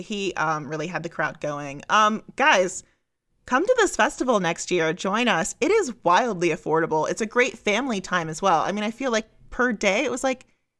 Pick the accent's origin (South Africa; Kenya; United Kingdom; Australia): United Kingdom; Bristol, South West England; Yeah, I'm from Bristol.